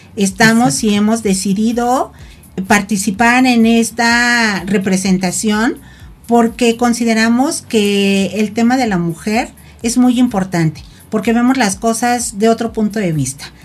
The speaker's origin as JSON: {"language": "Spanish", "town": "Tepoztlán", "region": "Morelos", "country": "Mexico", "said": "Yo vengo de un municipio que es Tepoztlán"}